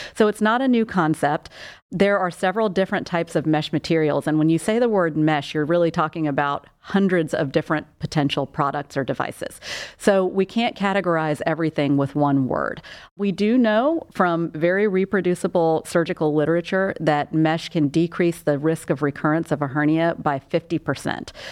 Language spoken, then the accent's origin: English; South Carolina, United States; moved away as an adult; also born or lived in Portland, Maine / Charlotte, North Carolina / Denver; now in Cleveland, United States; I'm originally from South Carolina, where I was born and raised. I grew up there.